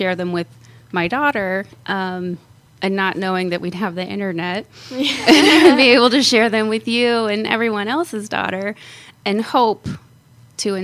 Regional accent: Phoenix, Arizona, United States; also born or lived in California; my father moved us to Phoenix when I was eight, and I went to school here, actually went to high school at Chaparral High, and pretty much grew up here in Arizona

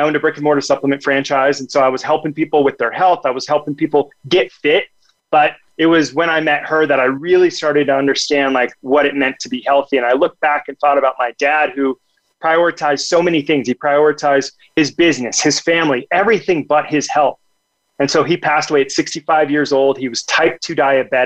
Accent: Omaha, Nebraska, United States; also born or lived in Rio de Janeiro, Brazil; I grew up in Omaha, Nebraska.

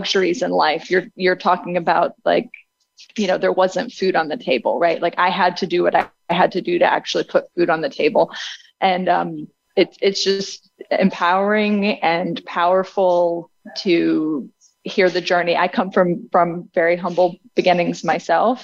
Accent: Abingdon, Virginia, United States; I was born in Abingdon, Virginia

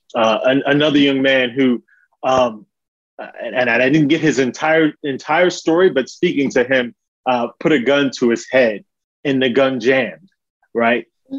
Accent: New York City, New York, United States; now in Charlotte, United States; originally born and raised in Harlem, Manhattan, New York City, um, but now living in uh, Charlotte, North Carolina

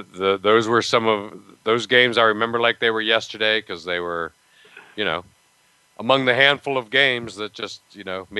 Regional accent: Altoona, Pennsylvania, United States; my hometown of Altoona, Pennsylvania

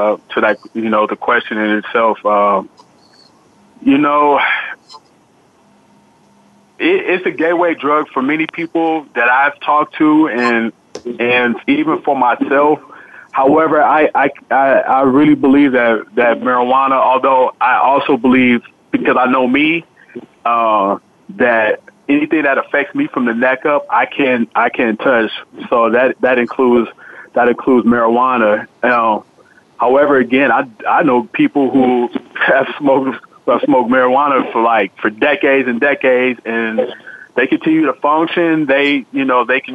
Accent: San Francisco, California, United States; a friend of mine I grew up with in San Francisco

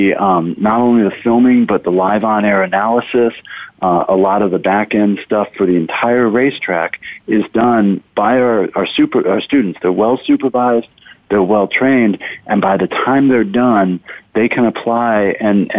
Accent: Tucson, Arizona, United States; I grew up in Tucson, so I'm a rarity, an Arizona native.

